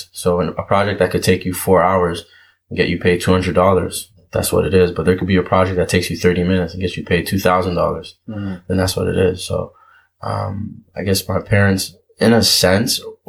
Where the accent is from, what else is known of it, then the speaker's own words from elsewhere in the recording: Toronto, Ontario, Canada; also born or lived in Montreal / Manitoba / Cleveland / Minnesota; now in Brampton, Canada; I was born in Montreal, moved to Scarborough when I was about 1.5, 2 years old. I was in Scarborough from ages 2 to 13